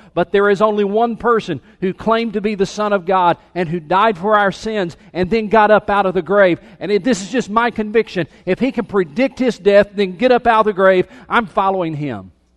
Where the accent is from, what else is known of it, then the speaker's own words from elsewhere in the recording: Anderson, South Carolina, United States; I was born in Anderson, South Carolina